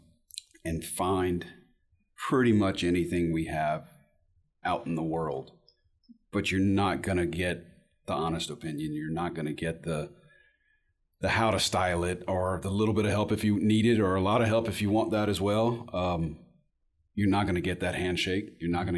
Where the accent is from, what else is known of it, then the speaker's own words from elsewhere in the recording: a little town just south of Lafayette, Louisiana, United States; moved away as an adult; now in Shreveport, United States; I'm from a little town just south of Lafayette.